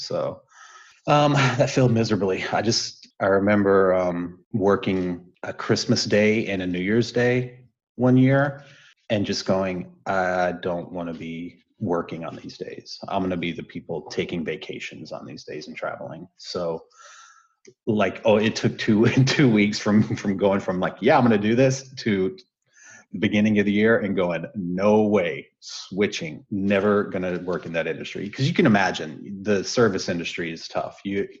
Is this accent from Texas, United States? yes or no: yes; Texas, United States; moved away; also born or lived in Colorado / Nebraska / California; So I grew up in Texas, ended up bouncing around between Colorado and Nebraska, where I got introduced to … in Nebraska. Started skating professionally, rollerblading, which led me from Colorado to California. And here I am.